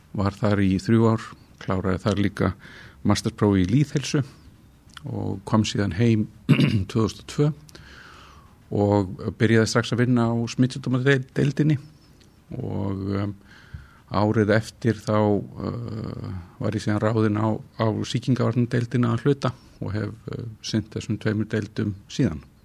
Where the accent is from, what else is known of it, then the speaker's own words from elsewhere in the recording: Reykjavík, Capital Region, Iceland; also born or lived in Kópavogur; Ég fættur í Reykjavík og alinn hér upp og verið hér alla mína tíð.